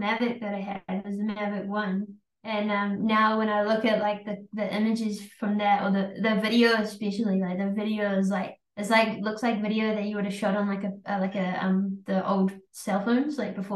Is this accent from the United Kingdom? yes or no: no; New Zealand; we're from New Zealand.